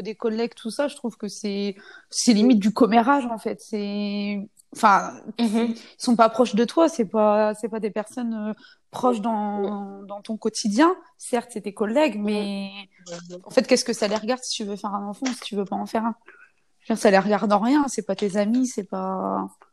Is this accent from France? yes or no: yes; France; je suis une française, non musulmane, je suis reconvertie